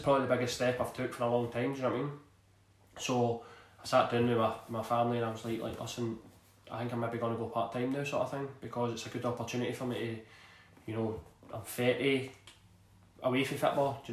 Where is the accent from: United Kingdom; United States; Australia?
United Kingdom; Glasgow, Scotland; I grew up in East End of Glasgow